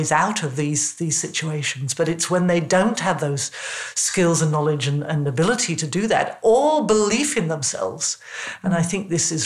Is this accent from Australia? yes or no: no; England, United Kingdom; When I was first at high school, I was in England, you probably gather from my accent